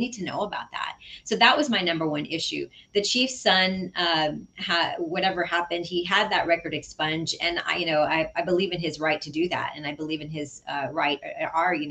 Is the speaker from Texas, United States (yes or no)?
yes; San Antonio, Texas, United States; I'm really grateful to have been born and raised in District 6